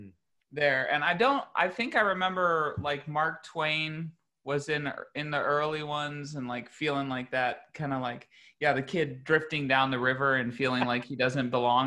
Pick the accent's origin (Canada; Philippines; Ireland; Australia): Philippines; So I grew up, I had a sort of similar, I grew up in the Philippines. My parents were Christian missionaries there